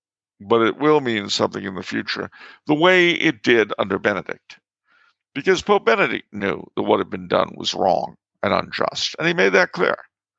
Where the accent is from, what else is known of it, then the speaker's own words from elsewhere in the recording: Canada; I mean, being French Canadian, you know, a sash around the waist used to be part of our folk garb.